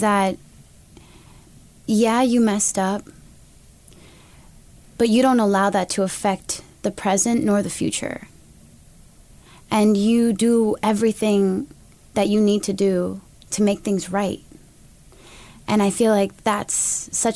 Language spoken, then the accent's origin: English; United States; I'm an American woman